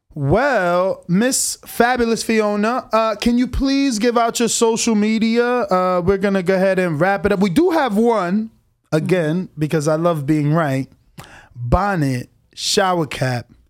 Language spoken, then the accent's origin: English; East Coast, United States; also born or lived in Florida; I'm from the East Coast